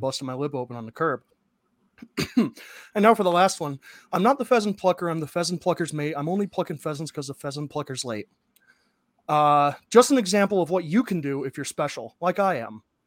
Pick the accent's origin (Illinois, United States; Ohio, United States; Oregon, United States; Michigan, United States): Ohio, United States; i grew up in Ohio